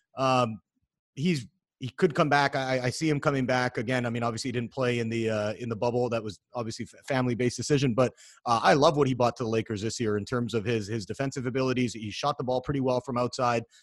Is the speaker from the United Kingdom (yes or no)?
no; Vancouver, British Columbia, Canada; I'm from Vancouver, Canada